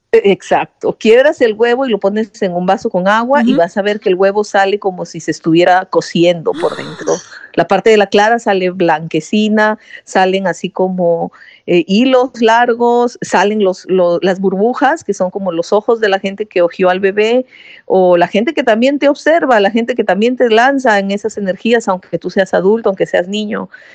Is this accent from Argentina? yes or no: no; Lima, Peru; moved away; Yo soy de Lima, que es la capital